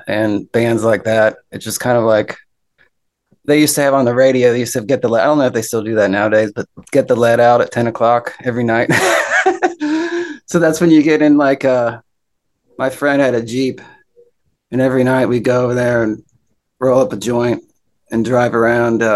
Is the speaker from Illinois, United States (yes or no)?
no; Cincinnati, Ohio, United States; moved away as an adult; also born or lived in San Francisco; now in Nashville, United States; I grew up in Cincinnati, and then I moved out to San Francisco about 15 years ago